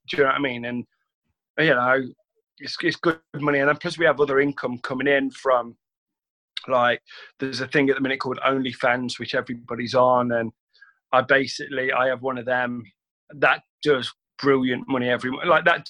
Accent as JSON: {"language": "English", "town": "Derby", "region": "East Midlands", "country": "United Kingdom", "tie": "born or raised there", "said": "Oh, mate, listen, Little Over boy through and through. Went to St. Benedict's, so a good Catholic boy, aren't I?"}